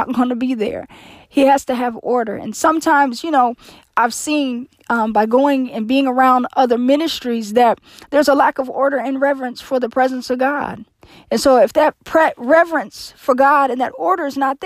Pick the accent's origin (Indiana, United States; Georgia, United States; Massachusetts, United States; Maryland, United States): Indiana, United States; Indianapolis; every year I hold a yearly meeting in my hometown of Indianapolis, Indiana